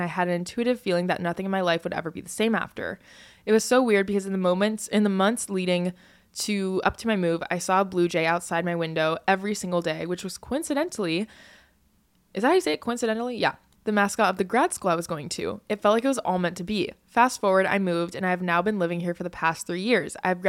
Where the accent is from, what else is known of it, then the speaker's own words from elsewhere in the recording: California, United States; I was born in California and lived there my entire life. I love California and I always will, but a part of me always felt drawn to moving to the East Coast